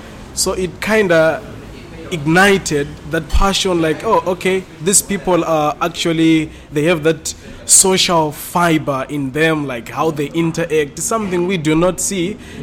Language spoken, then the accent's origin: English; Zimbabwe; the genesis of who I am starts from Zimbabwe.